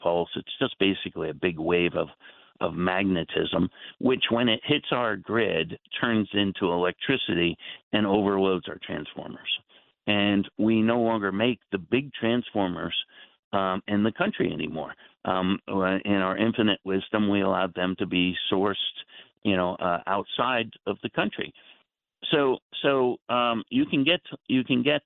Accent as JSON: {"language": "English", "region": "New Jersey", "country": "United States", "tie": "born or raised there", "said": "I grew up in the New Jersey area"}